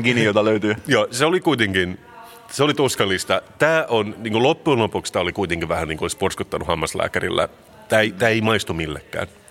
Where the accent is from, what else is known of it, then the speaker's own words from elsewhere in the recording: Finland; mä oon suomenruotsalainen, tämä on mun kulttuuri.